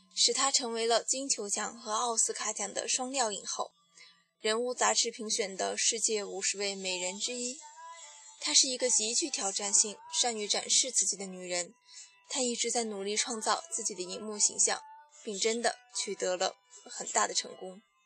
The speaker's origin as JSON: {"language": "Chinese", "region": "Shanxi", "country": "China", "said": "我是山西人"}